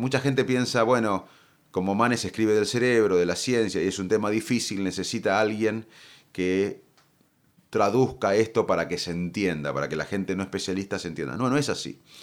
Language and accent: Spanish; Salto, Buenos Aires Province, Argentina; moved away as an adult; Gran parte de, mi vida la aprendí en Salto